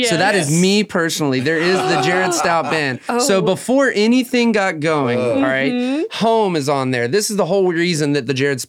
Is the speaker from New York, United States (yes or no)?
no; Blacksburg, Virginia, United States; now in Roanoke, United States; I'm originally from Blacksburg.